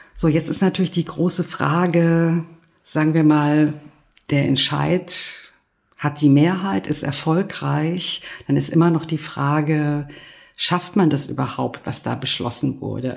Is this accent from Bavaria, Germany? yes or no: no; Berlin, Germany; Das würde ich auch nicht schlecht finden als Berlinerin